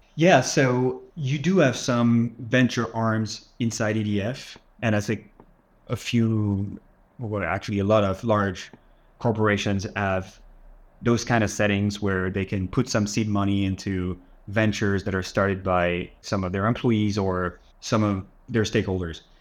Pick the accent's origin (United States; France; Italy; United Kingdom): France; south of France; moved away as an adult; also born or lived in Paris, France; I was born in France, grew up in the south of France, moved to Paris to study